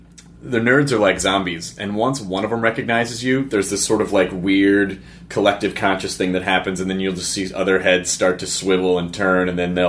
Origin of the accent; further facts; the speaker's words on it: Tennessee, United States; also born or lived in Arkansas; I grew up in Tennessee, and I lived in Arkansas, and it is infectious.